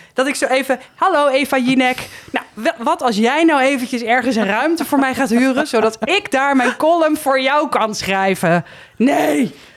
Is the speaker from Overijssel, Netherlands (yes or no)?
no; Heemskerk, North Holland, Netherlands; moved away as an adult; also born or lived in Haarlem / Bergen, North Holland; now in Amsterdam, Netherlands; ik ben in Heemskerk opgegroeid en daar ging ik op mijn 18e het huis uit.